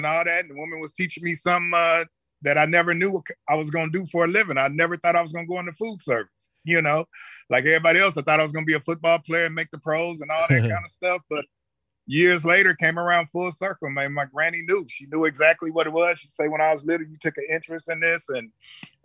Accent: Compton, California, United States; also born or lived in Corsicana, Texas; I'm actually born and raised in Compton, but I've spent all my summers in Corsicana, Texas

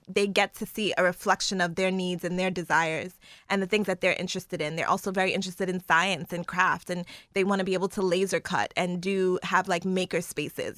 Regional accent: New York City, New York, United States; moved away; growing up in Brooklyn

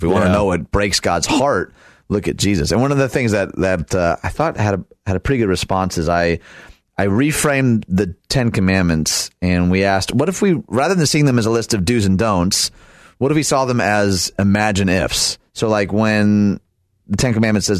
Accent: right outside Detroit, Michigan, United States; I was born and raised right outside Detroit

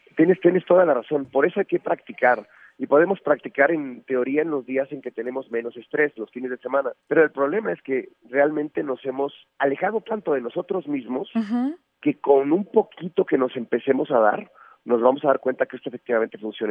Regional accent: Mexico; seguimos siendo o cada vez somos más mexicanos

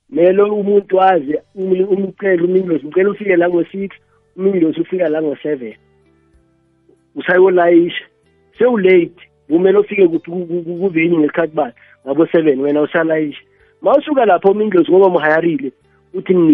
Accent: Dennilton, Limpopo, South Africa; ngiya ngasedanalton ngaselimpopo le edanalton

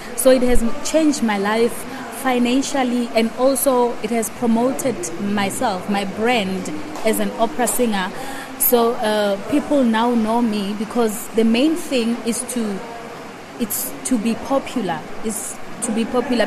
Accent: Limpopo, South Africa; moved away as an adult; also born or lived in Pretoria; I'm from Limpopo originally. Uh, I grew up in Limpopo. I went to school in Limpopo

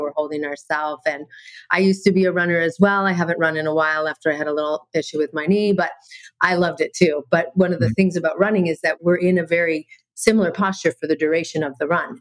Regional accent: Canada; now in Maui, United States; I'm originally from Canada and okay. I live in Maui now

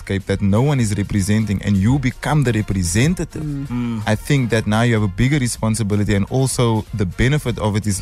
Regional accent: Cape Town, Western Cape, South Africa; I'm from Cape Town

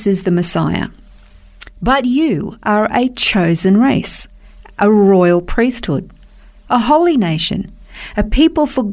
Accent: Australia; We're Australian

